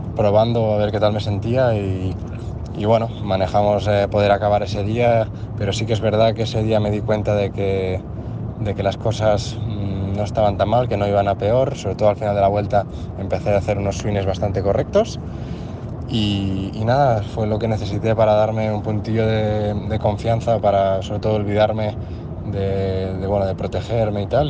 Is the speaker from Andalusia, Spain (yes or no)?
no; Moià, Catalonia, Spain; de Moyá, de mi pueblo